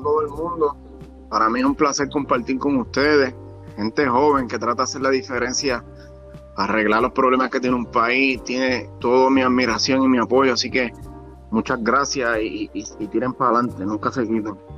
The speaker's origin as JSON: {"language": "Spanish", "town": "San Sebastián", "country": "Puerto Rico", "tie": "born or raised there", "said": "yo soy natural de San Sebastián, soy un, jibarito del campo"}